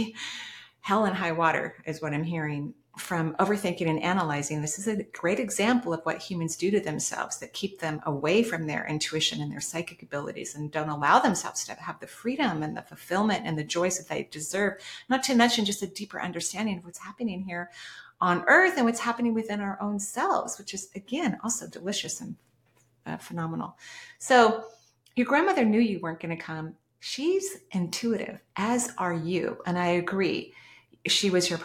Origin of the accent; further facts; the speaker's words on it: West Coast, United States; I'm from the West Coast